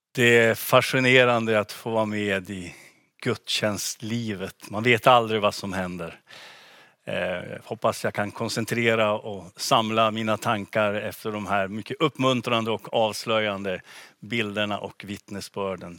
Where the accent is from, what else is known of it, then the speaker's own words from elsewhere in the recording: Gunnarn, Västerbotten County, Sweden; moved away as an adult; now in Umeå, Sweden; hemma i Gunnarn, naturligtvis min, min hemby och min hemförsamling Philadelphia där